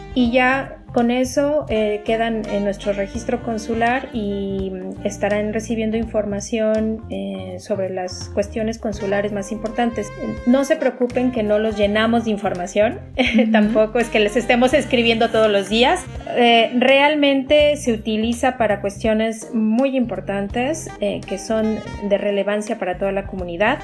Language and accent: Spanish; Mexico; now in France; nuestras mujeres mexicanas